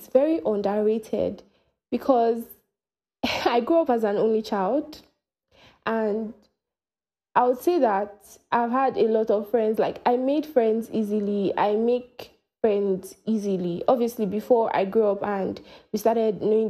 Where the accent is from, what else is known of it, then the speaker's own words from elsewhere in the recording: Nigeria; I am from Nigeria